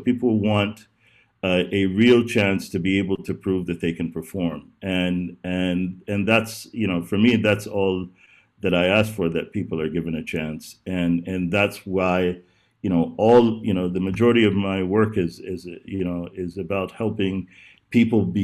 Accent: Texas, United States; also born or lived in Oklahoma; I'm from, I was uh, raised, my father was in the oil business initially. I was raised between Texas and Oklahoma.

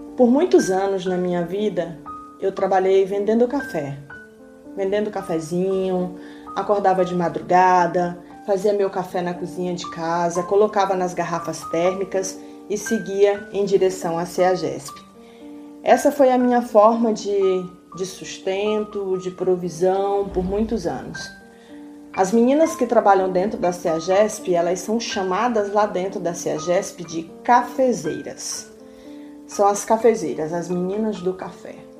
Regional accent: Maranhão, Brazil; now in São Paulo, Brazil; minha terra natal do Maranhão

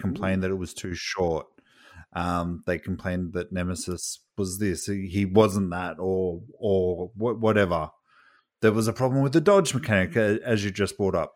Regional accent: Australia; I'm from Australia

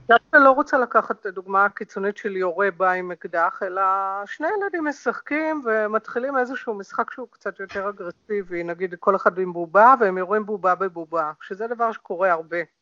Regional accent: Hadera, Haifa District, Israel; זה הביצה שלי, אני נולדתי שם

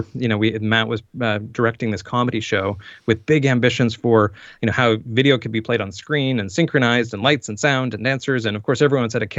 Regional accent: just outside of Saint John, New Brunswick, Canada; born or raised there; moved away as an adult; also born or lived in Toronto

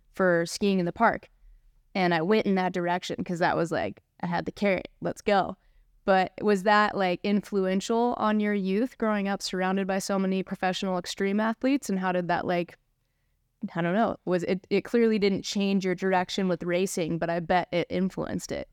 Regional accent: California, United States; Travis and I grew up together here in Lake Tahoe, skiing at Palisades

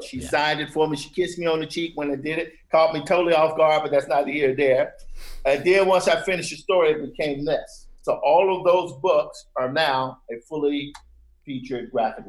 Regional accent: Mississippi, United States; I'm from Mississippi, I have older siblings

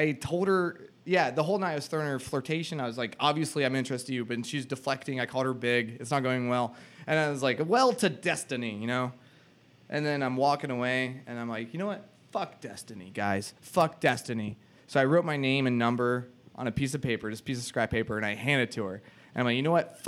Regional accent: the South, United States; I'm from the South too

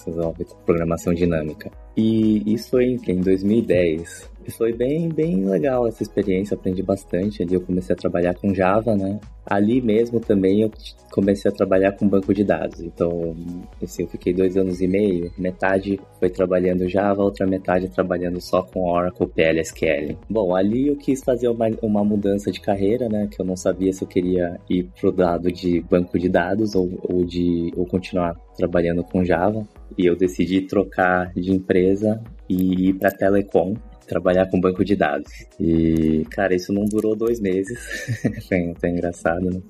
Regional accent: São Paulo, Brazil; moved away as an adult; also born or lived in São Carlos; now in Bay Area, United States; Eu sou de São Paulo

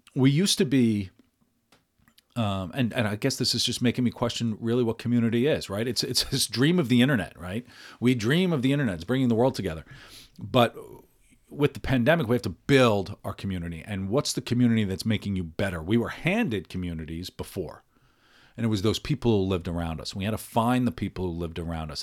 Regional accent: United States; who I am as as an Irish American

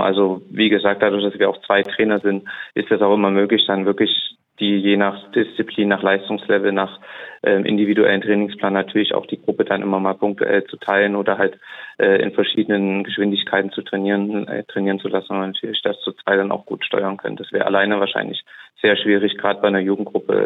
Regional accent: Saarbrücken, Saarland, Germany

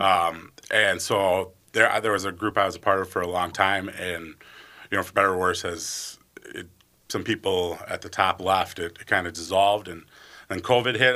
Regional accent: White Bear Lake, Minnesota, United States; also born or lived in Bemidji, Minnesota / Eau Claire, Wisconsin; I grew up in White Bear Lake, so a northeast suburb of the Twin Cities.

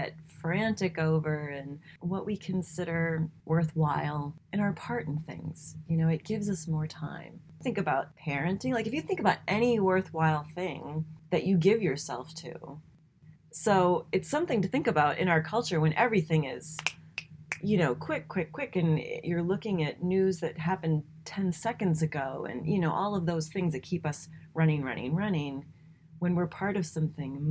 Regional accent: New England, United States; I grew up in New England.

